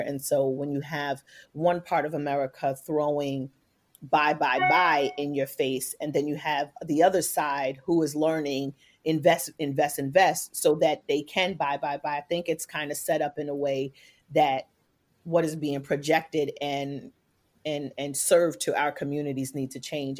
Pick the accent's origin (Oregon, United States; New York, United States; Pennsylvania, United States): New York, United States; New York City; coming from New York City Public Housing, A K A the projects